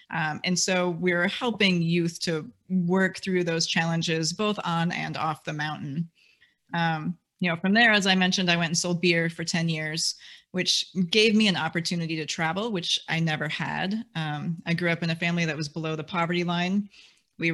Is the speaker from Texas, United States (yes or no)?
no; Wisconsin, United States; I'm a Midwesterner. I grew up in Wisconsin.